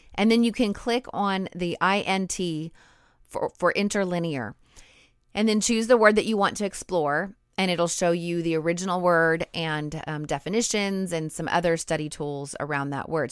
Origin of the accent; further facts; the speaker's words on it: United States; I grew up in America